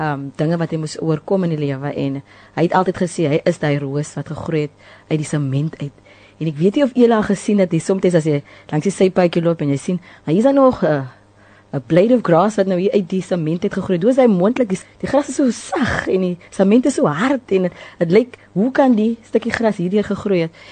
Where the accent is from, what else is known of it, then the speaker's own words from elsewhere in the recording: Cape Town, Western Cape, South Africa; also born or lived in Mitchells Plain; Ek is eintlik 'n inboorlinge van Delft ons het uit Mitchells Plain het getrek op die ouderdom